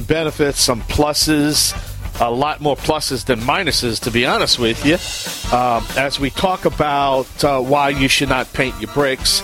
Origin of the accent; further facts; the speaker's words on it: Bayou Land, Louisiana, United States; I am the Cajun Man from the Bayou Land